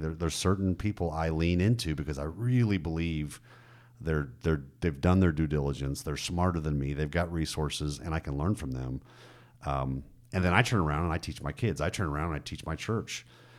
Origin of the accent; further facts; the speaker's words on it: Germany; Like, I grew up in Germany.